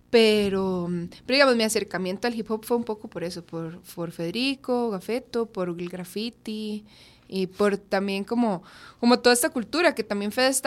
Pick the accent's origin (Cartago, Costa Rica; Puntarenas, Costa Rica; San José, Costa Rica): San José, Costa Rica; Curridabat; now in Sabanilla, Costa Rica; yo nací en Curry Centro y crecí en Curry.